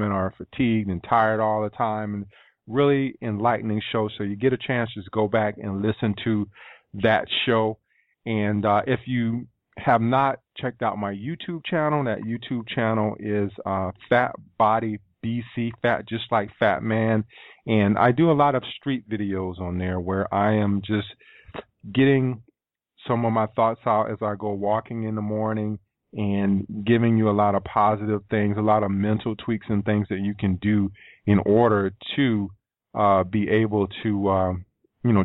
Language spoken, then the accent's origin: English; East Coast, United States; also born or lived in Sacramento, California; I was from the East Coast